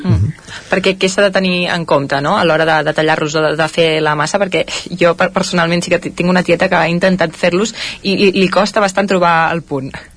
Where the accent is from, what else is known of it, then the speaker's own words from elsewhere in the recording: Caldes de Montbui, Catalonia, Spain; jo sóc calderina de Caldes de Montbui